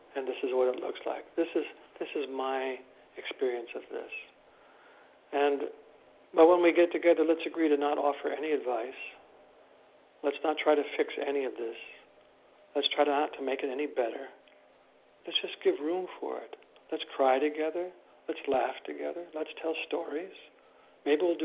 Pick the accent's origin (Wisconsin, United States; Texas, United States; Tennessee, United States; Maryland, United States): Wisconsin, United States; moved away; in this very conservative little locale, which is where I'm from Wisconsin